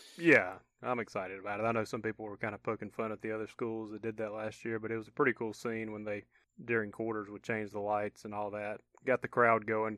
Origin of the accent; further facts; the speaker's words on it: Georgia, United States; moved away; I had buddies that went to my hometown to stay with me in Georgia